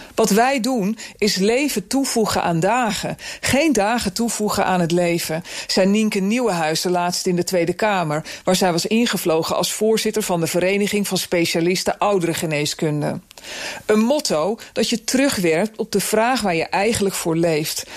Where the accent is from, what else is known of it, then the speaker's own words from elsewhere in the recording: Netherlands; de suffe polder waar ik opgroeide